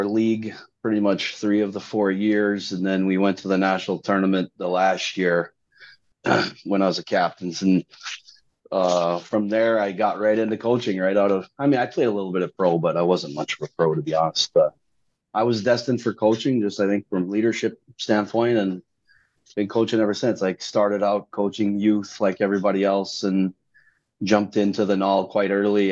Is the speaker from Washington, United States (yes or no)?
yes; Spokane, Washington, United States; now in Atlanta, United States; I hail from Spokane, Washington.